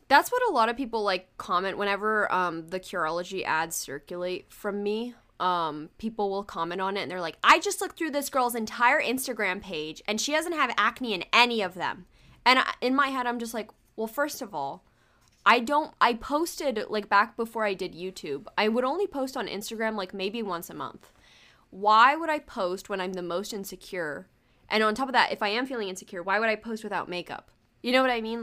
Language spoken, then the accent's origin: English; United States; English is a second language; I was born in America